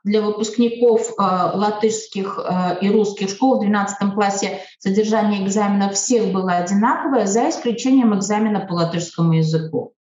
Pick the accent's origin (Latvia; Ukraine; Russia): Latvia; Я, например, себя э, идентифицирую вообще как латвийская русская